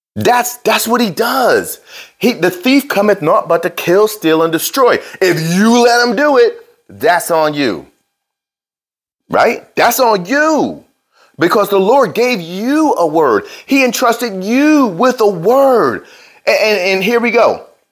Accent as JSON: {"language": "English", "region": "New Jersey", "country": "United States", "tie": "born or raised there", "said": "I was born in New Jersey"}